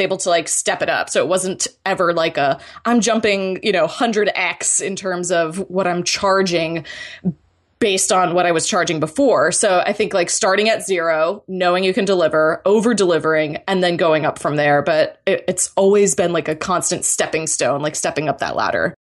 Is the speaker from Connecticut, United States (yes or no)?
no; Florida, United States; I'm originally from Florida